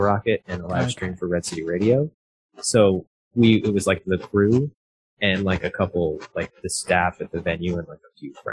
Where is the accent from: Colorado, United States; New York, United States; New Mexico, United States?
Colorado, United States; Fort Collins; I grew up in Fort Collins, so it's about an hour north of Denver.